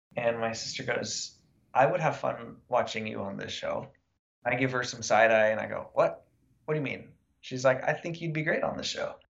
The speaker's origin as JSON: {"language": "English", "country": "United States", "tie": "born or raised there", "said": "growing up in Lake Tahoe, I lived in the woods"}